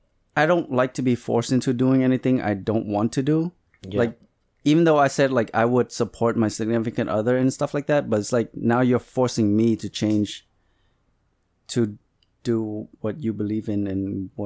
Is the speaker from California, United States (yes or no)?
no; Chelsea, Massachusetts, United States